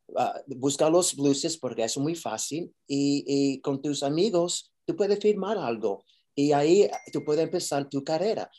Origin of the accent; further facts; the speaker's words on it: New York, United States; Spanish is a second language; yo soy de Nueva York